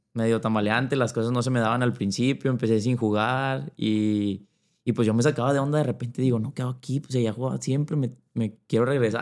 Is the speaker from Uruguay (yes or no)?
no; Monterrey, Nuevo León, Mexico; Yo soy de Monterrey, soy de Monterrey, Nuevo León